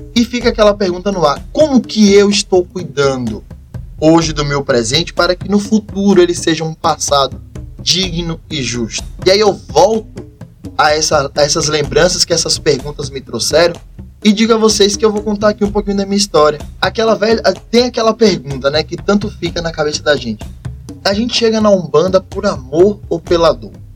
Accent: Jacobina, Bahia, Brazil; sou natural da cidade de Jacobina, Bahia, interior aqui da Bahia, mas o interior que eu sou muito apaixonado, pois é o lugar que me deu toda a criação

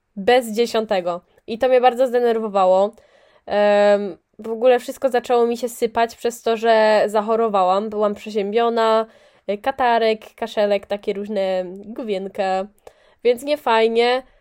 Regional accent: near Poznań, Greater Poland, Poland; ja jestem spod Poznania.

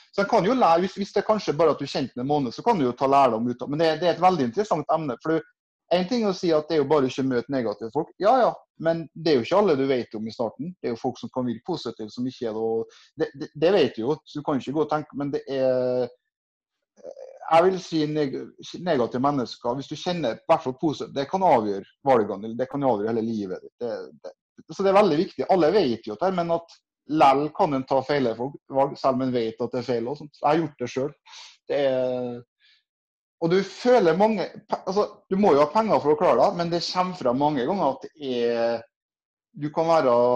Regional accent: Kristiansund, Møre og Romsdal, Norway; now in Trondheim, Norway; Så er jeg fra Kristiansund opprinnelig og bor i Trondheim

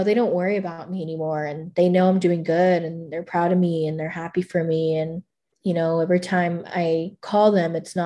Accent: McAllen, Texas, United States; moved away as an adult; now in Kerrville, United States; I went back home to my hometown to make some amends. I made the trip from Kerrville back to McAllen to make amends.

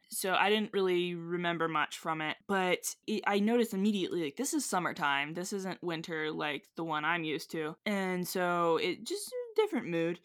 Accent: West Virginia, United States; we're from West Virginia. West Virginians

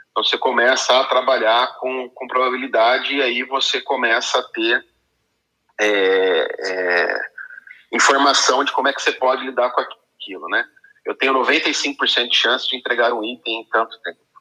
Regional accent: Campinas, São Paulo, Brazil; sou aqui de Campinas.

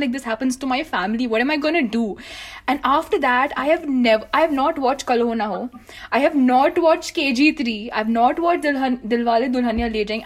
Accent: India; as an Indian creator

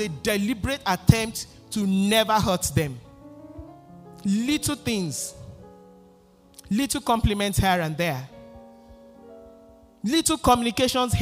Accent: Nigeria; moved away; I grew up in Nigeria, in Africa

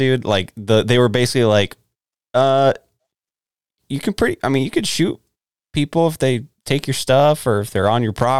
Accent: Texas, United States; I'm from Texas.

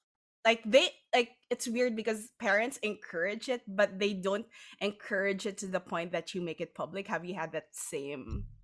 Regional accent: Philippines; because being Filipino, as you know, in our culture and maybe a lot of other cultures as well

